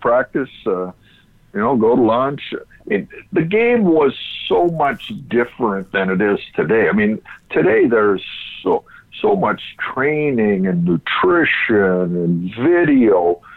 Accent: Ontario, Canada; growing up in Ontario

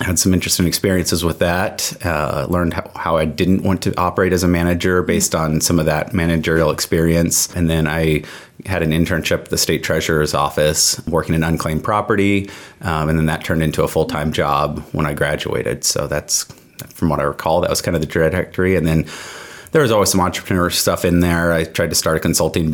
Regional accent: York, Nebraska, United States; also born or lived in Lincoln, Nebraska; I grew up here in York, graduated from York High School back in 2007 to University of Nebraska, Lincoln

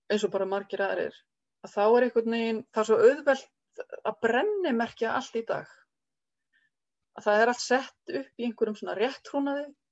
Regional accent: Reykjavík, Capital Region, Iceland; moved away as an adult; also born or lived in Skaftártunga; now in Kelduhverfi, Iceland; Ég er alveg upp í Euróbriðoltinu í Reykjavík

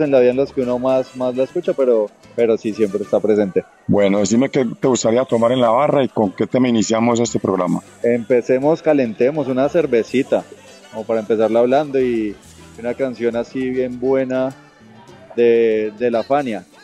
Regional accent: Villavicencio, Meta, Colombia; Sí, pues toda la vida, como buen colombiano diría yo.

